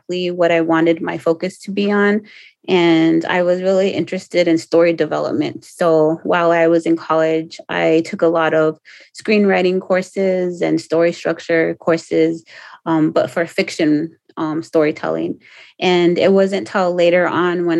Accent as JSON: {"language": "English", "town": "Pico Rivera", "region": "California", "country": "United States", "tie": "born or raised there", "moved": "yes", "said": "I grew up in Pico Rivera, which is 13 miles east of Los Angeles."}